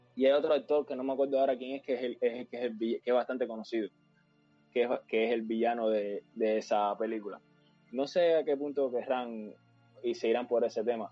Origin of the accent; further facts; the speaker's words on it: Cuba; cuando era pequeño, sí, en Cuba